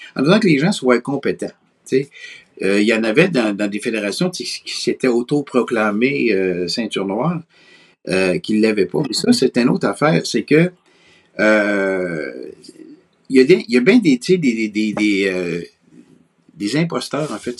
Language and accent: French; Quebec City, Quebec, Canada; je viens de Québec. Je suis né à Québec